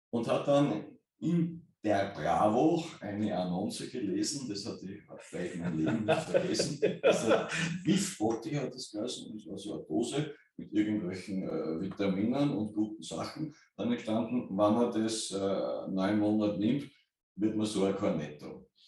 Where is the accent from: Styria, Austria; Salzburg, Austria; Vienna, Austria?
Styria, Austria; Kapfenberg; ich bin äh, in, äh, in Kampfenberg äh, aufgewachsen.